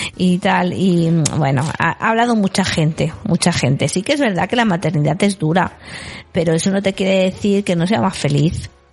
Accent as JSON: {"language": "Spanish", "region": "Galicia", "country": "Spain", "tie": "born or raised there", "said": "yo en mi pueblo en Galicia"}